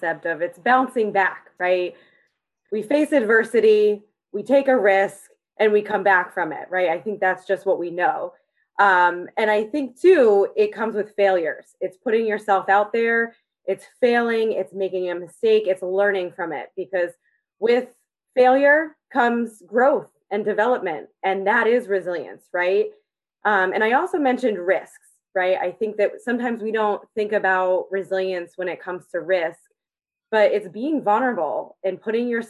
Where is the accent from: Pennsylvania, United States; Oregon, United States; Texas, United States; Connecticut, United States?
Connecticut, United States; moved away as an adult; also born or lived in Kentucky; I am originally from Connecticut